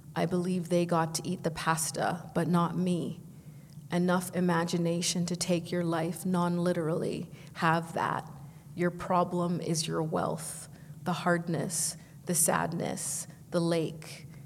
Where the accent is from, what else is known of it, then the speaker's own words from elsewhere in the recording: Vancouver, British Columbia, Canada; moved away as an adult; now in Toronto, Canada; I grew up in Vancouver, but I came here to uh, do African studies at U of T.